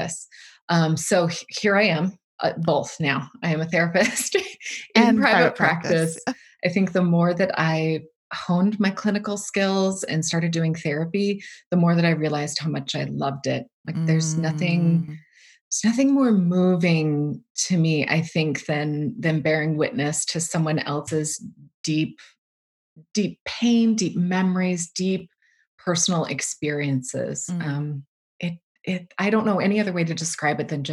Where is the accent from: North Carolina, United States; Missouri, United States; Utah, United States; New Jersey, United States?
Utah, United States; I was born and raised in Utah.